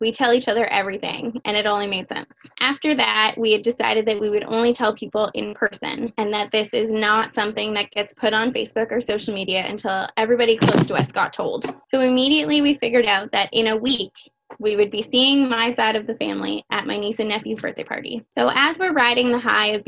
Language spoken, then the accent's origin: English; Windsor, Ontario, Canada; I'm 31 years old. I was born and raised in Windsor, Essex County